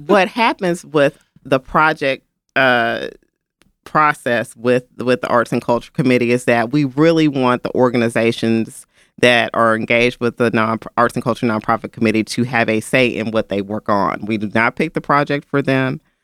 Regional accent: Memphis, Tennessee, United States; I grew up in Memphis

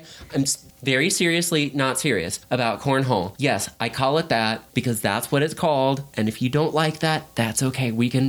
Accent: Indiana, United States; I am a Hoosier. I am originally from Indiana

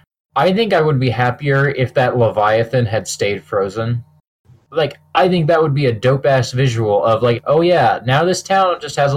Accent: Kansas, United States; I'm from Kansas

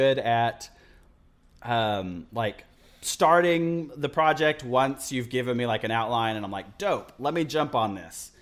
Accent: Midland, Texas, United States; also born or lived in Pampa, Texas / Amarillo, Texas; now in Austin, United States; Midland in three, 'cause that's where I went to, uh, grade school and middle school

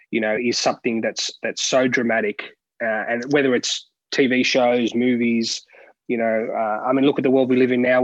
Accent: Sydney, New South Wales, Australia; moved away as an adult; now in Melbourne, Australia; I grew up in Sydney, obviously residing in Melbourne now and been here for over a decade.

